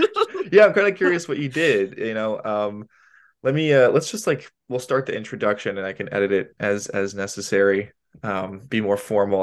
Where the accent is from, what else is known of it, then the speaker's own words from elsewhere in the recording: Sarasota, Florida, United States; we both grew up in Sarasota